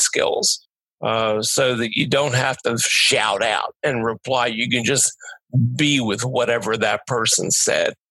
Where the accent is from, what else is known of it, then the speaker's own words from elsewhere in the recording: Delaware County, Pennsylvania, United States; I'm from Delaware County